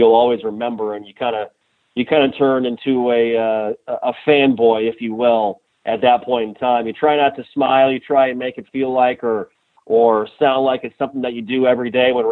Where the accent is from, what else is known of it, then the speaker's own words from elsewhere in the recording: Mitchell, South Dakota, United States; my hometown